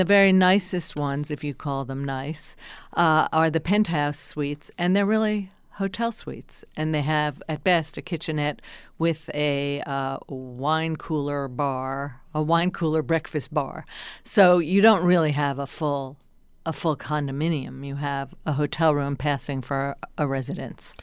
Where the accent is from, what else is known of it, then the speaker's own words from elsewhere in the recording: New Jersey, United States; I'm from New Jersey